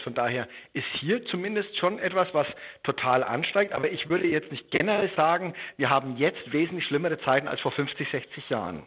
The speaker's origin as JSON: {"language": "German", "region": "western Germany", "country": "Germany", "tie": "born or raised there", "also_born_or_lived": "Bad Alexandersbad", "said": "Jetzt bin ich in der Bundesrepublik aufgewachsen im Westen"}